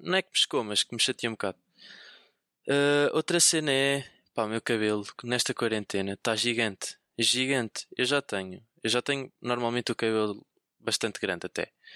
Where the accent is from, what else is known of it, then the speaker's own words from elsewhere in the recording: Viseu, Centro, Portugal; moved away as an adult; now in Lisbon, Portugal; eu sou de Viseu, sou, sou de Viseu, mas apesar de estar a, apesar de estar a estudar em, em, em, Lisboa no técnico, eu sou de Viseu.